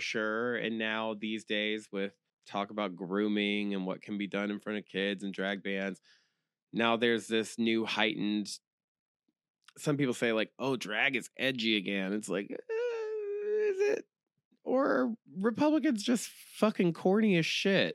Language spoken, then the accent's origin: English; Jacksonville, Florida, United States; also born or lived in Tallahassee; I grew up here